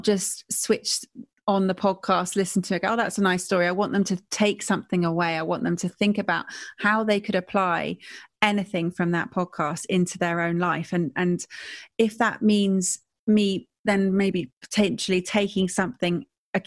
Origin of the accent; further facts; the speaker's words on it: Stratford-upon-Avon, West Midlands, United Kingdom; I'm from Stratford-upon-Avon